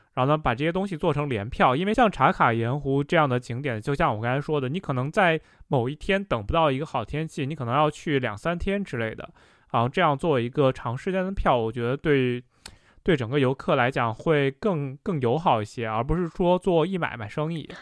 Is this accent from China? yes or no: yes; the Northwest, Northwest China, China; 我本身也是在西北长大的